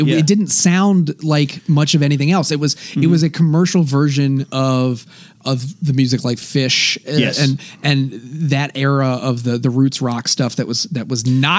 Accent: Charlottesville, Virginia, United States; my home state of Virginia.

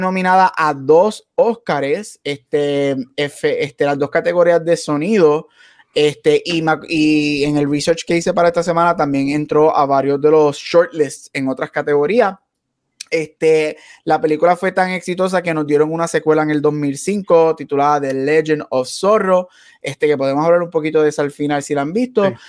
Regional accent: Puerto Rico; Nosotros somos obviamente nacidos y criados en Puerto Rico

